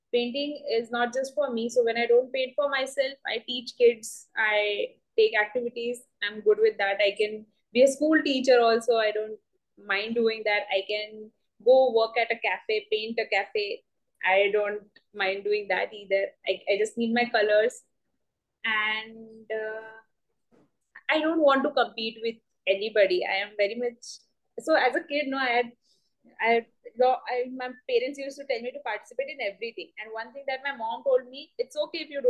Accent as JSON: {"language": "English", "town": "Uran", "region": "Maharashtra", "country": "India", "tie": "born or raised there", "said": "I've been born and brought up in Uran, a very small place."}